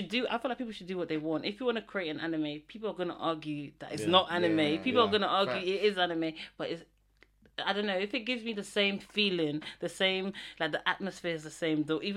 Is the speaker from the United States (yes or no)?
no; Netherlands; now in United Kingdom; I'm meant to be Dutch. My nationality, I was born there, raised there. I don't feel like I'm Dutch.